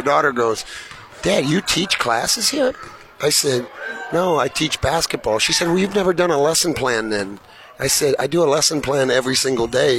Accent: Iowa, United States; I'm from Iowa

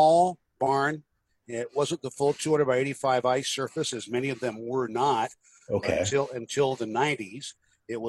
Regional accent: Illinois, United States; now in Tennessee, United States; Illinois, which is even worse, my home state.

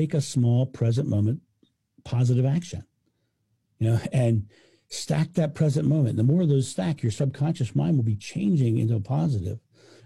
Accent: United States; I'm American

